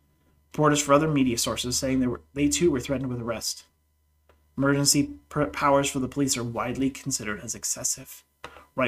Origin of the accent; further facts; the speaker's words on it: Canada; I'm a Canadian